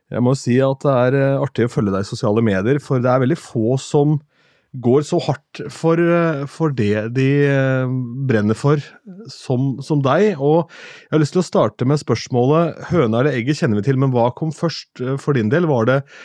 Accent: Askim, Østfold, Norway; moved away; Jeg har vært hjemme i Askim

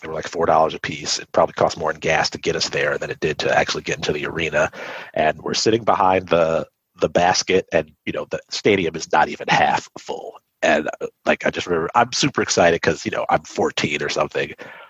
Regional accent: New Jersey, United States; also born or lived in Chicago / Richmond; I was born in Chicago. I moved to Richmond when I was like in the first or second grade, right? And I lived there for a few years. And then we moved to New Jersey.

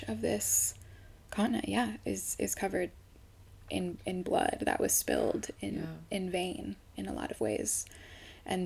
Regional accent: Midwest, United States; also born or lived in East Coast; now in Sedona, United States; I grew up in the Midwest and I spent a lot of time on the East Coast, and yeah, now I'm here in Sedona

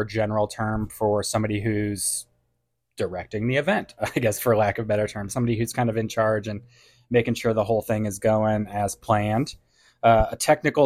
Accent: St. Louis, Missouri, United States; now in Northwest Arkansas, United States; I'm from St. Louis, Missouri.

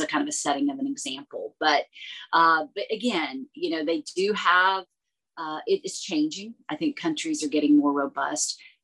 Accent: United States; as an American speaking rapid fire English

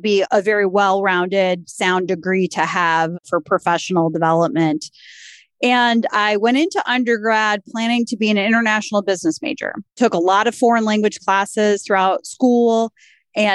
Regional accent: Cleveland, Ohio, United States; also born or lived in Columbus, Ohio / Michigan; I am a lifelong Clevelander, born and raised on the East Side, proud graduate of Orange High School, and have spent most of my adult life living here in Northeast Ohio

